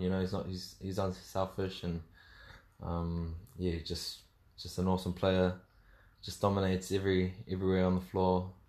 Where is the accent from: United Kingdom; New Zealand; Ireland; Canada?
New Zealand; Mangere, Auckland; South Auckland. South Auckland, Mangere. Yeah, born and raised out there.